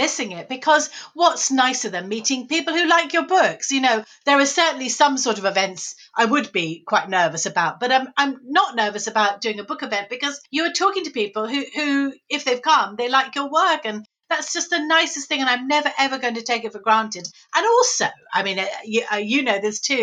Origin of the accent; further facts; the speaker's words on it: Saltdean, South East England, United Kingdom; near where I was brought up in Saltdean